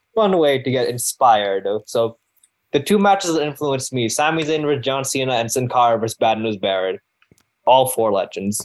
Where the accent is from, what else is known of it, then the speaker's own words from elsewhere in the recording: Canada; I am an Indian Canadian man